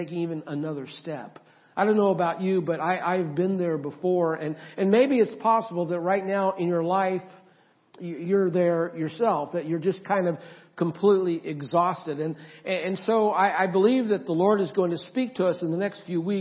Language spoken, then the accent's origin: English; Oregon and Idaho, United States; moved away; also born or lived in Florida; I grew up mainly in Oregon and Idaho